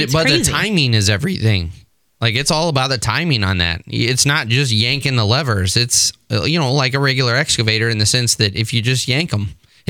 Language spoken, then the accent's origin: English; Texas, United States; I'm from Texas.